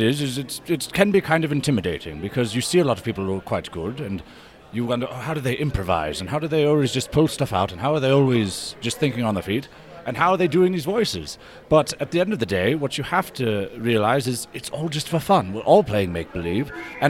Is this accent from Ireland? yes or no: yes; Ireland; Actually, I'm from Ireland